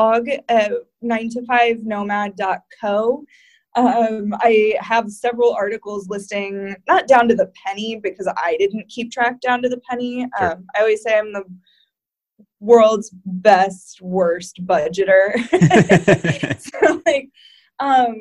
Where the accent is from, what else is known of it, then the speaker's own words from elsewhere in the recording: Davenport, Iowa, United States; moved away; also born or lived in South County, Rhode Island; I'm from Davenport, Iowa